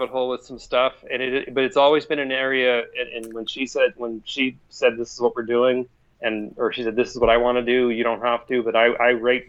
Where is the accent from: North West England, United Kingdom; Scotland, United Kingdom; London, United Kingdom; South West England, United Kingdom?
Scotland, United Kingdom; Glasgow; we were up in my hometown in Glasgow, and we were at a local bar, and they were fundraising for a cat rescue deal.